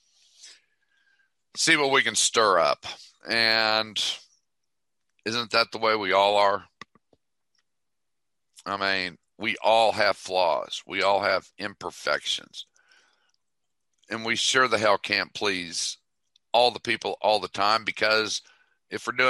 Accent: Toledo, Ohio, United States; I'm from Toledo

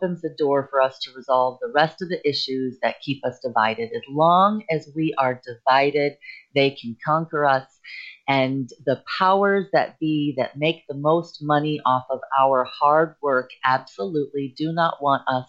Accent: United States; being an American

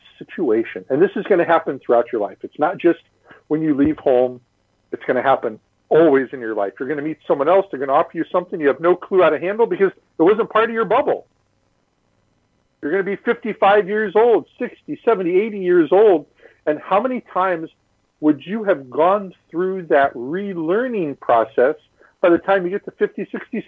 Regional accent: Midwest, United States; moved away; also born or lived in California; I grew up in the Midwest

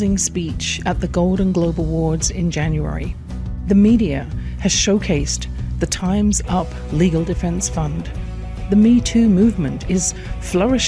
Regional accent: England, United Kingdom; I grew up in England

